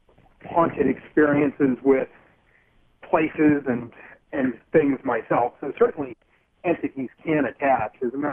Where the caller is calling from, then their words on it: New Jersey, United States; I'm calling from New Jersey at the moment. I'm sort of in transit, driving across Interstate 80.